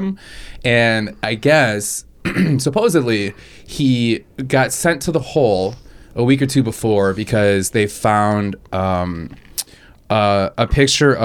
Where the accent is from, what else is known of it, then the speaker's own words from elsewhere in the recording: Wisconsin, United States; I'm from Wisconsin